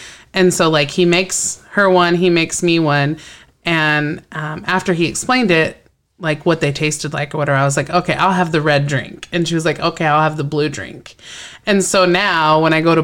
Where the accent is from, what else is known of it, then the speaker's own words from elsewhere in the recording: Dallas, Texas, United States; I grew up in the South